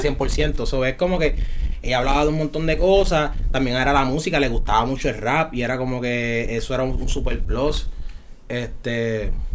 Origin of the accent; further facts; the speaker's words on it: San Juan, Puerto Rico; also born or lived in San Germán; yo vivía en San Juan